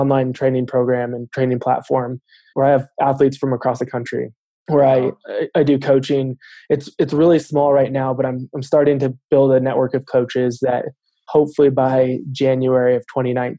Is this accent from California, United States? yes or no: yes; Southern California, United States; moved away as an adult; now in Denver, United States; I am originally from Southern California